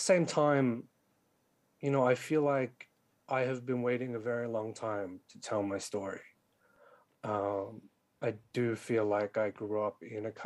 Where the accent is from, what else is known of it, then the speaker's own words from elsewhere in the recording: Sydney, New South Wales, Australia; born and raised in Western Sydney like me